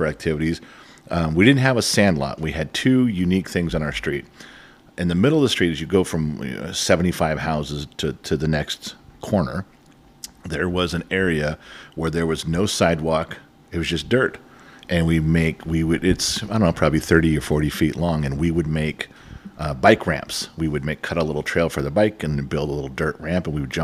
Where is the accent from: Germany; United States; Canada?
United States; Los Angeles, California; also born or lived in Sun Valley, California; I grew up in Van Nuys, 7738 Allot Avenue and 10454 Latuna Canyon Road in Sun Valley.